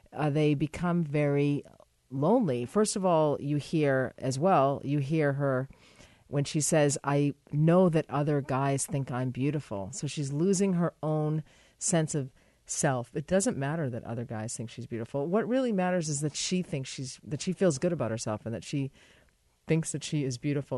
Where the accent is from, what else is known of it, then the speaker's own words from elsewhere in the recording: United States; moved away; my home country